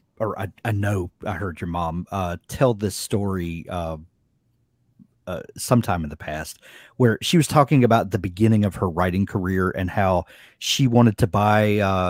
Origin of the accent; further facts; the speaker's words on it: South Mississippi, United States; moved away; also born or lived in Colorado; Well, I'm from South Mississippi and I feel that same connection that we lived out west for a while in Colorado and I was still a Mississippi boy in Colorado